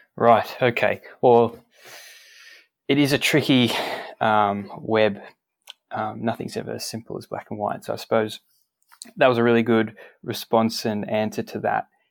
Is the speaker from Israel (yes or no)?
no; Australia; We we are an island here in Australia, and we are quite far removed